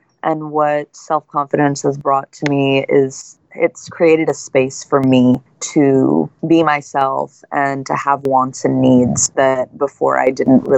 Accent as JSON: {"language": "English", "town": "San Francisco", "region": "California", "country": "United States", "tie": "born or raised there", "also_born_or_lived": "Hawaii", "said": "I'm originally from San Francisco, and I grew up between San Francisco, France, and Hawaii."}